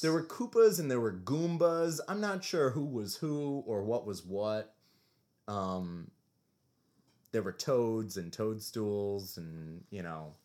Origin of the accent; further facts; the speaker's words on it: New York, United States; growing up as a New Yorker